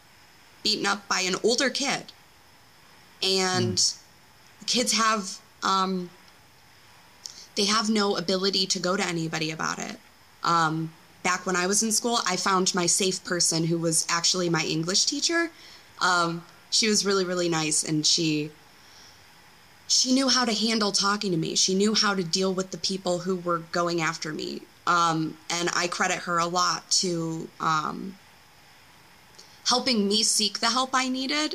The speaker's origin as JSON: {"language": "English", "town": "Detroit", "region": "Michigan", "country": "United States", "tie": "born or raised there", "moved": "as an adult", "lives_now": "Tennessee, United States", "said": "I was raised like right outside of Detroit, so I was kind of a city kid."}